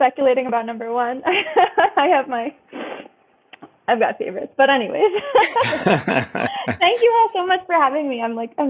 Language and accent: English; Vermont, United States; now in New Mexico, United States; I'm from Vermont originally. Oh. I actually don't totally identify as a Westerner. It's sort of I'm a transplant.